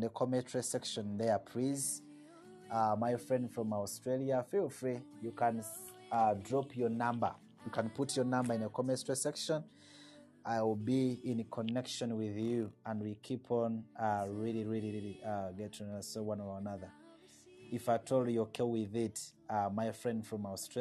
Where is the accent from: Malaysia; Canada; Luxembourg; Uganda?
Uganda; I'm from Uganda. Uganda is my country. It's where I live, and I'm a citizen of Uganda